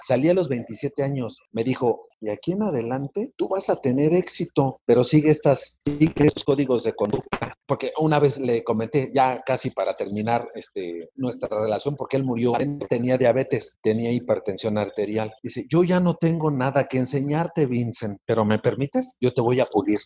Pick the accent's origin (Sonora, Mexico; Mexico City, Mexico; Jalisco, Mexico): Mexico City, Mexico; Yo soy originario de Iztapalapa, Ciudad de México